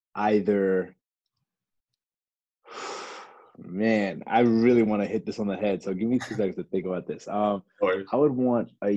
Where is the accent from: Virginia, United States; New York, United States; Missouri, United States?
Virginia, United States; Lorton; also born or lived in Alexandria, Virginia; Grew up in Northern Virginia, raised in different parts. Originally lived in parts of Alexandria